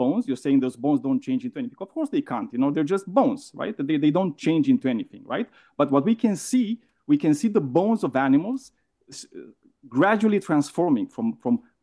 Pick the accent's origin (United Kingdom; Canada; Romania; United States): Romania; accent: Romanian; English is a second language; I'm Romanian, and this is the reason for my shitty accent